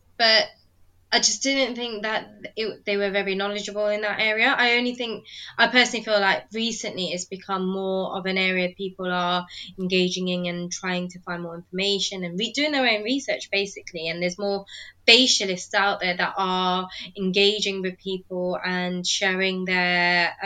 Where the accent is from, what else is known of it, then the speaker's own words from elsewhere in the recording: United Kingdom; accent: British; also born or lived in London; I'm British, as you can maybe tell from my accent. I currently live in London